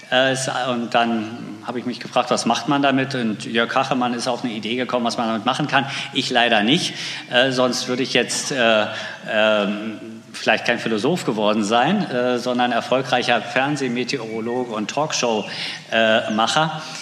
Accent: Pritzwalk, Brandenburg, Germany; Sie sagten, ich bin im Brandenburgischen aufgewachsen, genauer gesagt in Pritzwalk. Das werden die wenigsten kennen wahrscheinlich. Ähm, es liegt so in der Mitte zwischen Hamburg und Berlin.

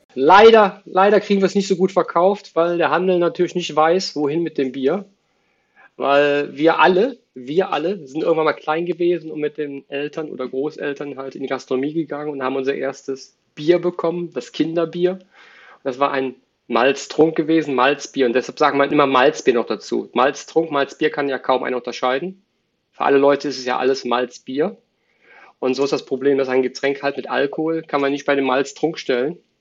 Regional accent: Cologne, North Rhine-Westphalia, Germany; also born or lived in Dortmund; Ich bin ein Kölsche Jung, also Vater sowieso, Opa, Oma, Generation und darüber

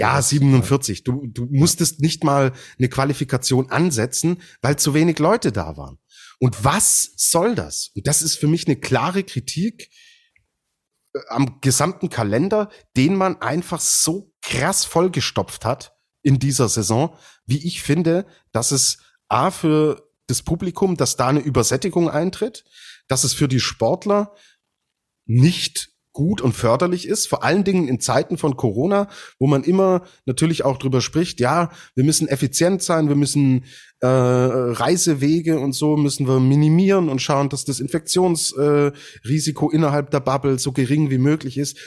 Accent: Germany; wir in Deutschland

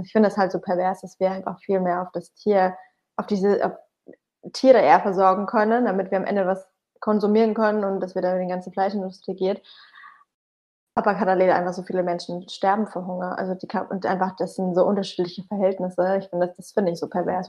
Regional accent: Bamberg, Bavaria, Germany; now in Berlin, Germany; meine Heimatstadt Bamberg

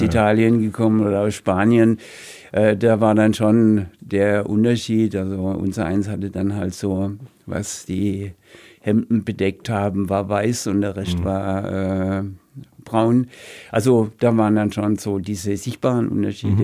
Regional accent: Rhineland-Palatinate, Germany; moved away; also born or lived in Heilbronn; In meinem Heimatort, in meinem früheren Heimatort, in meinem Geburtsort

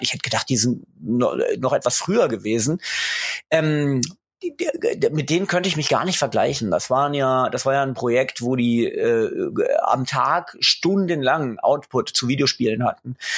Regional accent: Göttingen, Lower Saxony, Germany; moved away; also born or lived in England; Ich komme aus Göttingen. Insofern war das Moin zur Begrüßung äh, schon ganz richtig. Ich bin also gerade noch Niedersachse, ganz knapp

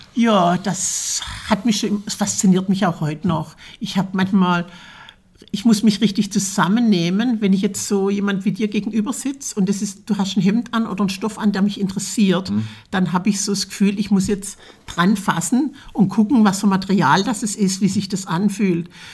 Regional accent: Bieringen, Baden-Württemberg, Germany; now in Fulda, Germany; Ich komme aus Bieringen an der Jagd. das ist in der Nähe von Berlichingen

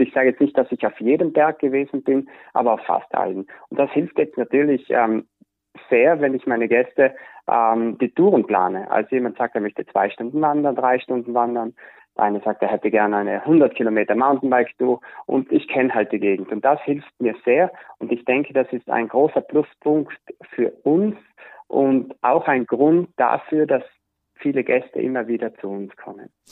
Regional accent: South Tyrol, Trentino-Alto Adige, Italy; bei uns in Südtirol

